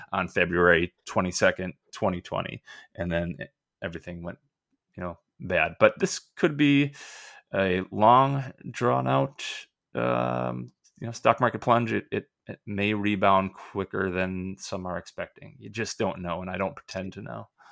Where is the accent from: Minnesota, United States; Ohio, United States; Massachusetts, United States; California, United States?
Minnesota, United States; also born or lived in Gainesville, Florida; I'm a Minnesota guy